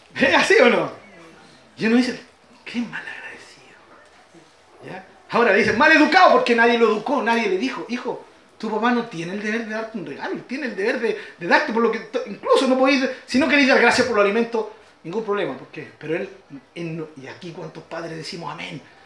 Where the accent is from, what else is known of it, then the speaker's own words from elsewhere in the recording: Chile; mi Chile